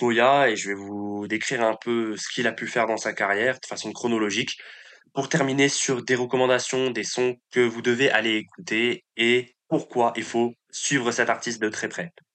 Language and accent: French; Paris, Île-de-France, France; En tant que Parisien